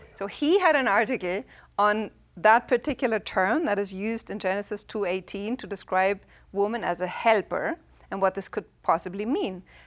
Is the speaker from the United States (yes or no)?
no; Germany; English is a second language; moved away; I'm from Germany